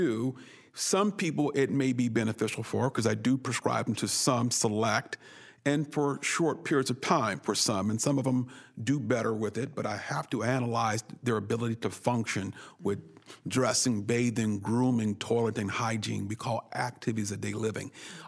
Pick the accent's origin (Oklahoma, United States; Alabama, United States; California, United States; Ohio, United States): California, United States; Oakland; also born or lived in Berkeley; I grew up in Berkeley in Oakland, California